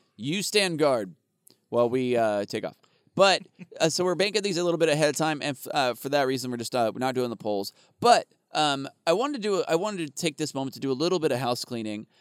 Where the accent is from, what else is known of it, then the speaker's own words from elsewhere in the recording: Arizona, United States; I grew up in Arizona